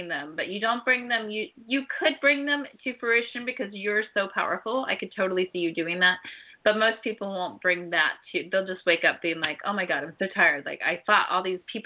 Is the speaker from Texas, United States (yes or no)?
no; Ohio, United States; I grew up in Ohio